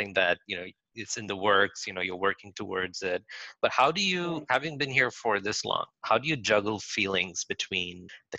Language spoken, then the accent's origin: English; Saudi Arabia; also born or lived in India / Philippines; I grew up in different, like I grew up in Saudi Arabia, then in India, then in the Philippines for a bit.